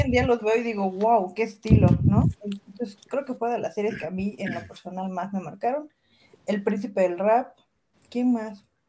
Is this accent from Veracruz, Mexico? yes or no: yes; Veracruz, Mexico; soy de Veracruz